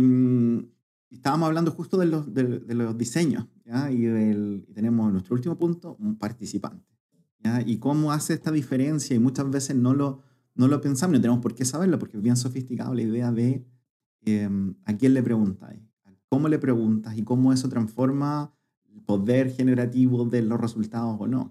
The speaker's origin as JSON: {"language": "Spanish", "town": "Curicó", "region": "Maule", "country": "Chile", "tie": "born or raised there", "moved": "yes", "said": "yo, nací en Curicó"}